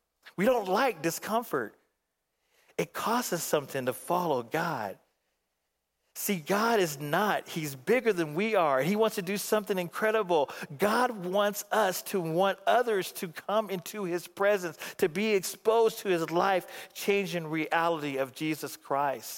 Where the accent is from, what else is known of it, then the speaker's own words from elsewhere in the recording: Phoenix, Arizona, United States; back in Phoenix